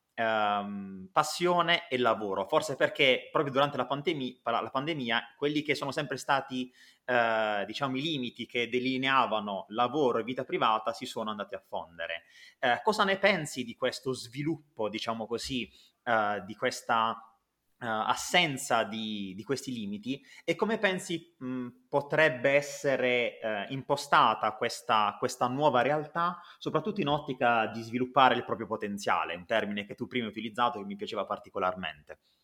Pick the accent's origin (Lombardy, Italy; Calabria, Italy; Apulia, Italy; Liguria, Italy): Apulia, Italy; Bari; io anch'io da barese